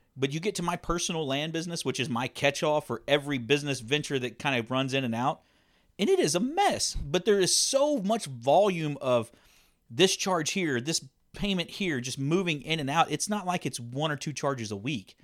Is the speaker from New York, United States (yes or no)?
no; Texas, United States; we're from Texas